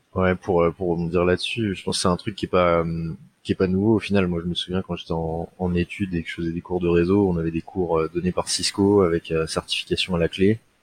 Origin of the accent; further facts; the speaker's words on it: Seine-Saint-Denis, Île-de-France, France; je viens de Seine-Saint-Denis